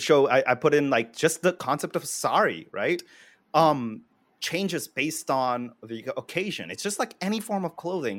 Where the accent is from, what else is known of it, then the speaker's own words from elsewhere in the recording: India; as an Indian